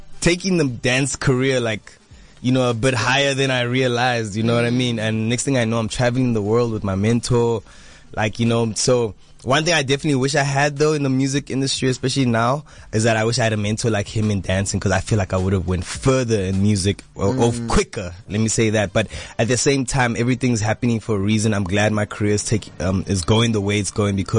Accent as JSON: {"language": "English", "town": "Johannesburg", "region": "Gauteng", "country": "South Africa", "tie": "born or raised there", "said": "I was born and bred Johannesburg."}